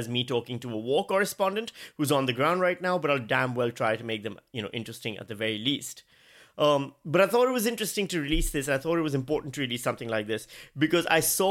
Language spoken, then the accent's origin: English; Karachi, Sindh, Pakistan; moved away; I grew up in Pakistan.